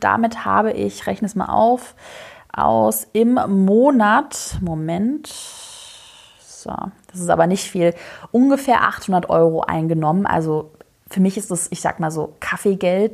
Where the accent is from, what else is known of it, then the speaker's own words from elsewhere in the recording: Swabia, Germany; ich bin Schwabe